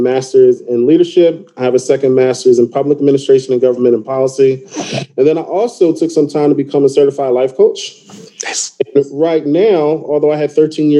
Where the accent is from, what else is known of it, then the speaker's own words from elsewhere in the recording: Willingboro, New Jersey, United States; also born or lived in Pennsylvania; I'm from Willowboro, New Jersey, which is right across the bridge from Philadelphia